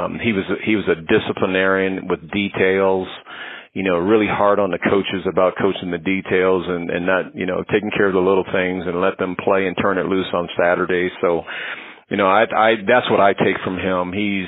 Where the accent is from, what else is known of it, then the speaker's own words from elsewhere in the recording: San Diego, California, United States; remember, I grew up in San Diego. So, you know, I was a big Charger fan and San Diego Padre fan.